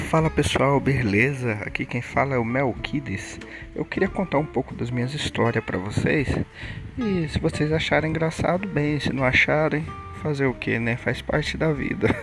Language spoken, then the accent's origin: Portuguese; Três Lagoas, Mato Grosso do Sul, Brazil; eu sou daqui de Três Lagoas, Mato Grosso do Sul